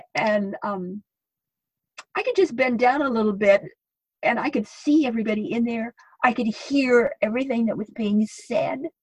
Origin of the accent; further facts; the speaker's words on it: Idaho, United States; moved away as an adult; it was difficult for me to leave Idaho, my, my home state.